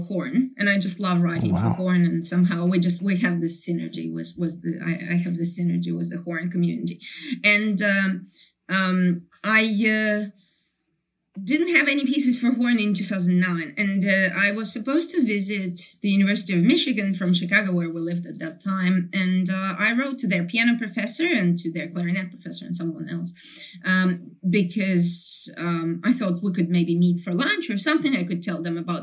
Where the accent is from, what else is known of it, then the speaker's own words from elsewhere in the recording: Kyiv, Ukraine; English is a second language; moved away as an adult; also born or lived in Ithaca, United States; now in Brisbane, Australia; I come from Kyiv. I lived my first 25 years of my life in Kyiv, which is the capital right. of Ukraine